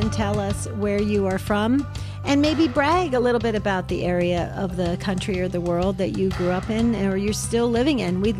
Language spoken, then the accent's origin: English; West Caldwell, New Jersey, United States; moved away as an adult; But I grew up in New Jersey till I was 18, Jerry